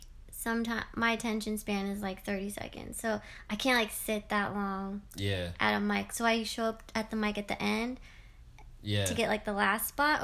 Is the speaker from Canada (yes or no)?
yes; Canada; I'm a Canadian.